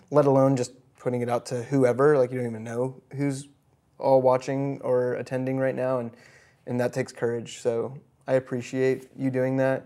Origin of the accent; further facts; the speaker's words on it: Midwest, United States; I was born in the Midwest